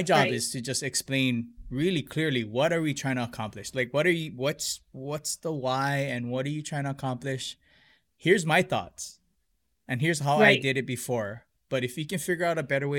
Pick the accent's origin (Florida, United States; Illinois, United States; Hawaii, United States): Hawaii, United States; Hilo; they consider me a townie that I grew up in Hilo